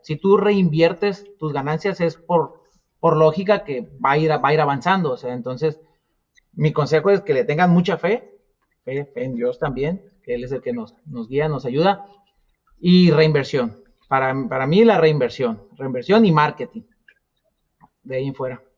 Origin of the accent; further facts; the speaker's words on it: Nayarit, Mexico; now in Phoenix, United States; Somos de Nayarit, nacimos en Nayarit